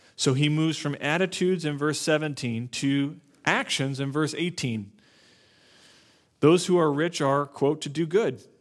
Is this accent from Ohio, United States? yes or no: no; Naples, Florida, United States; moved away; I grew up in Florida, South Florida